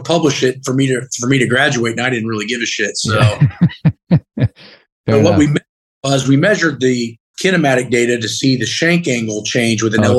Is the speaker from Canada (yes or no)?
no; Muncie, Indiana, United States; I'm up from Muncie.